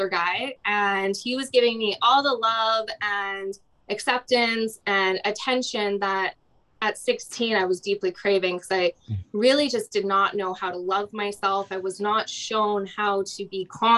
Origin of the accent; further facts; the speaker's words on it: Alberta, Canada; growing up in Alberta, super sheltered